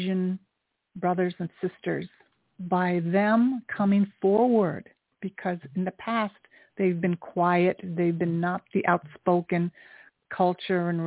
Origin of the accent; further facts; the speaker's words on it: Japan; I was born in Japan. I am half Japanese.